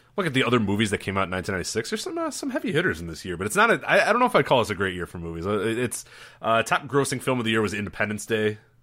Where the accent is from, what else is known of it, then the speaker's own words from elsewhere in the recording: Chicago, Illinois, United States; growing up in Chicago